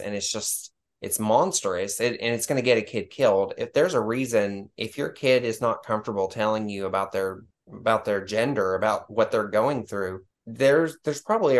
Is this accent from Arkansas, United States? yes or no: yes; Arkansas, United States; born there; also born or lived in Tennessee / Texas; So I was born in Arkansas, but I came here to live with my family.